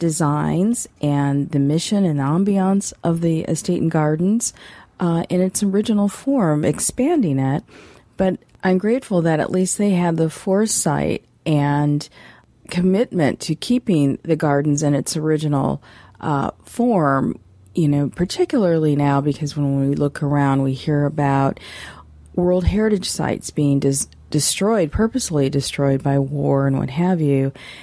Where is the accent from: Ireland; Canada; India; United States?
United States; Lansing, Michigan; I was quite a popular kid growing up in Lansing